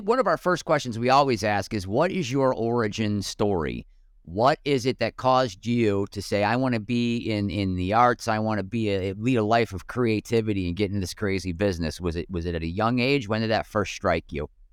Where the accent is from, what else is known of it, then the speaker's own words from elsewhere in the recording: Buffalo, New York, United States; moved away as an adult; now in Glendale, United States; growing up in Western New York